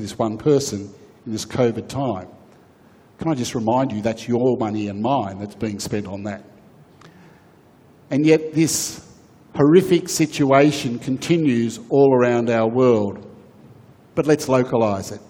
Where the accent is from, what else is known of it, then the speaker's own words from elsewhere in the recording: Australia; we as Australian people